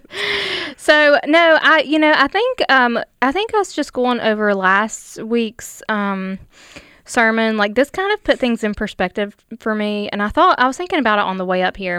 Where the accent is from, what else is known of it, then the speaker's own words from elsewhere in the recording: United States; I'm from Logan County